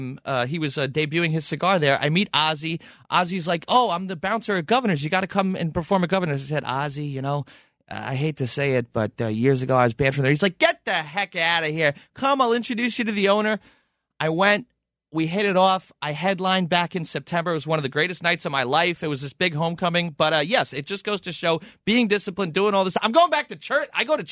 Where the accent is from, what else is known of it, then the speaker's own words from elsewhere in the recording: Levittown, New York, United States; I grew up in Levittown.